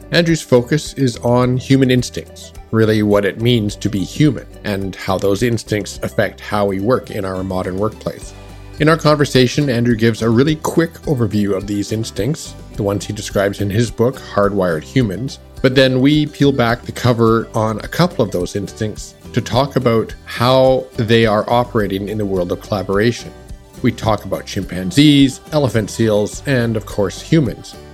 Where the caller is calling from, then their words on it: Western Canada, Canada; Well, I'm uh, I'm joining you from Western Canada, so it's Sunday afternoon my time.